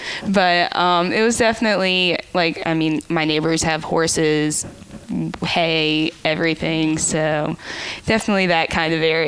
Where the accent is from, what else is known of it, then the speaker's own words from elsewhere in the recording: Hickory, North Carolina, United States; moved away as an adult; I have a Lincolnton address, but I typically say I'm from Hickory. It's kind of a little bit bigger, and it's weird with counties, but I'm in Catawba County, which is where Hickory is, not Lincoln County, where Lincolnton is